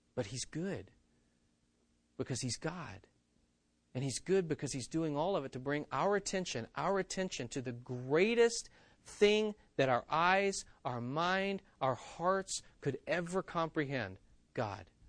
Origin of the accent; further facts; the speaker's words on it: West Virginia, United States; moved away; I grew up in West Virginia that has hills that we call mountains